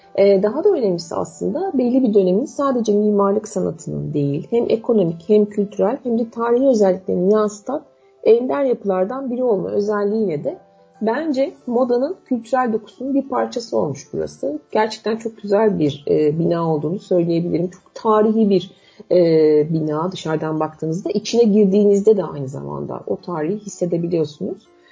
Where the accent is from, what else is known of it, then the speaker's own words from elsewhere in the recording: Istanbul, Turkey; ben de doğma büyüme İstanbullu